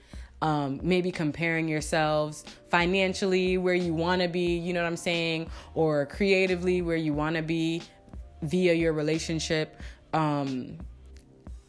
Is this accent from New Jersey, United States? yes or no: yes; New Jersey, United States; moved away; also born or lived in Virginia; I'm like from VA, and I'm actually from Jersey